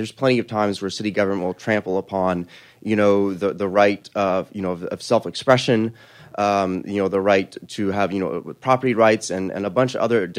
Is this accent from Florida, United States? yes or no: no; Austin, Texas, United States; I'm from Austin, Texas here.